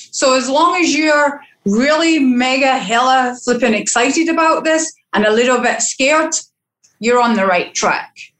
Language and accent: English; Scotland, United Kingdom; now in Barbados; as a female and as a Scottish female